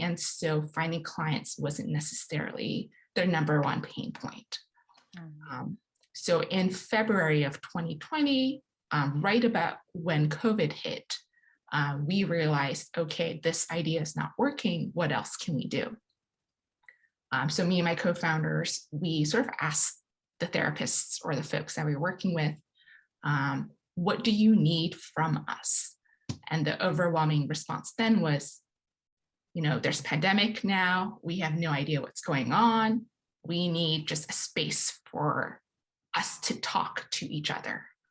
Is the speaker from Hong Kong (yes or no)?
yes; Hong Kong; moved away as an adult; now in United States; growing up in Hong Kong